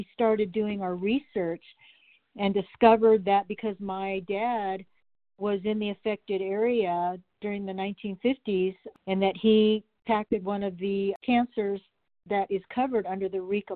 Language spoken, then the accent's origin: English; Flagstaff, Arizona, United States; also born or lived in Winslow, Arizona / Prescott, Arizona; I am a native Arizonan. I was born in Winslow and I grew up in Flagstaff and Prescott